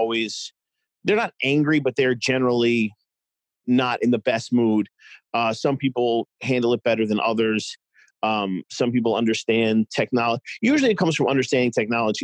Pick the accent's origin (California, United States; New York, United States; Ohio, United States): New York, United States; moved away as an adult; also born or lived in Boston; now in Cincinnati, United States; I'm originally from New York. I moved to Boston.